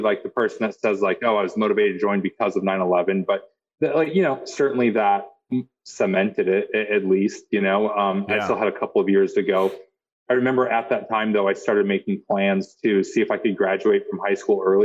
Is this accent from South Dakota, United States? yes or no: yes; South Dakota, United States; I grew up in South Dakota